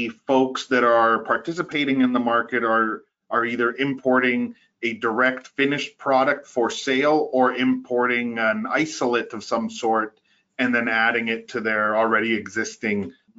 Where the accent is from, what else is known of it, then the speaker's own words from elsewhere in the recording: Costa Rica; now in Ottawa, Canada; I was born in Costa Rica